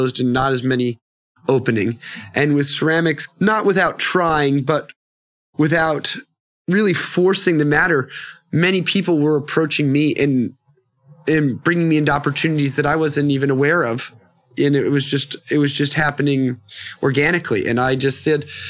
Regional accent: Annapolis, Maryland, United States; moved away as an adult; also born or lived in New Orleans / New York City; now in Los Angeles, United States; I was raised in the East Coast, outside of Washington, D.C. in Annapolis, Maryland.

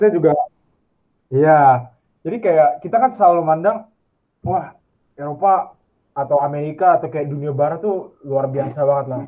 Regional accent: Indonesia; moved away as an adult; now in Paris, France; Gua dari Indonesia

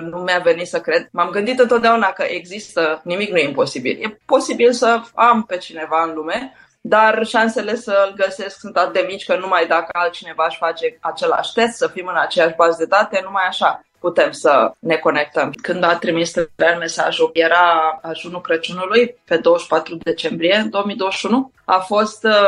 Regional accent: Bucharest, Romania; am crescut în București cu părinții

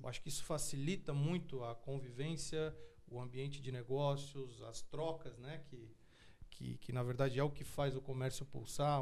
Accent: Tubarão, Santa Catarina, Brazil; E eu e meus irmãos somos naturais de Tubarão, do sul ah, do de estado.

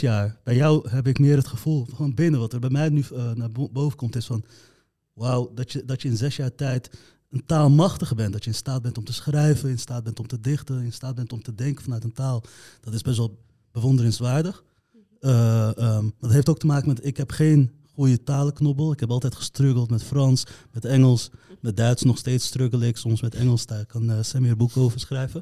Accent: Amsterdam, North Holland, Netherlands; Ik kom uit de Kolenkitbuurt

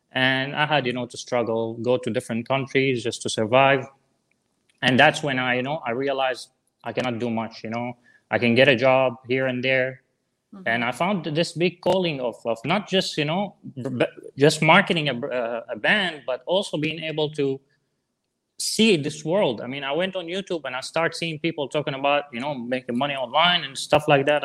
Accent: Syria; English is a second language; moved away as an adult; I'm from Syria originally

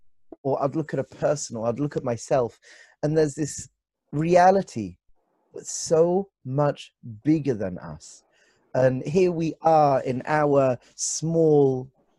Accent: London, United Kingdom; moved away as an adult; now in Israel; Originally from London. Even though my family roots are obviously not from London, but from London. I grew up in London. I was born in London

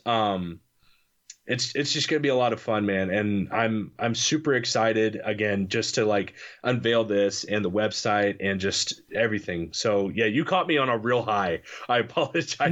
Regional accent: Illinois, United States; moved away as an adult; also born or lived in Kentucky; now in Cape Girardeau, United States; I'm from Illinois

